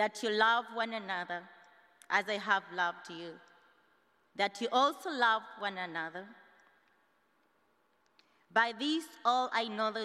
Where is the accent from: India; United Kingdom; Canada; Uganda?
Uganda; moved away as an adult; I'm from Uganda. I'm here as an international student